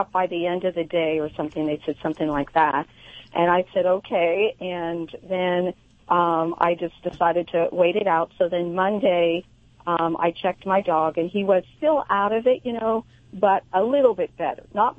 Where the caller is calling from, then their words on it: Central Coast, California, United States; I'm calling from the Central Coast in California.